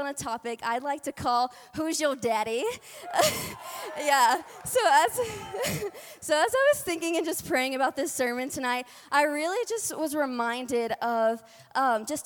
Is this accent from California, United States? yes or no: no; Louisiana, United States; accent: twang; now in Colorado, United States; I am from Louisiana. So if you do hear a little bit of twang in my voice tonight, that's where it's coming from.